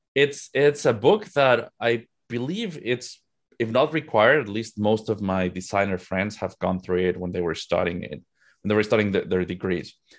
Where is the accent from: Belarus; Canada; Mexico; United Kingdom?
Mexico; Mexico City; moved away as an adult; now in United States; I'm originally from Mexico. Mexico City is home for me, but I moved to the U S in twenty fifteen.